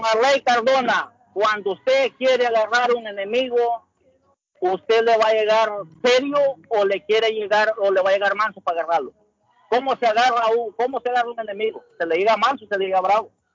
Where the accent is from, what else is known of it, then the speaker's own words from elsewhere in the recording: El Salvador; now in United States; yo vivo en Estados Unidos, pero amo mi, patria, amo mi tierra, beso mi tierra, la amo, soy de allá, de allá, nadie me va a sacar de mi país.